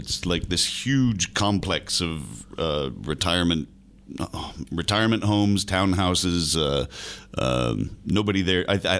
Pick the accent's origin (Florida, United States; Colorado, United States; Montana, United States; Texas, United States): Florida, United States